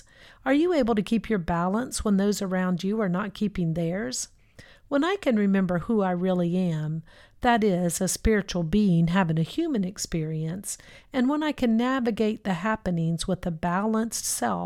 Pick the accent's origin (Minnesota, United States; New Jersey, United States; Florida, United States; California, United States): Florida, United States; South; I grew up in South Florida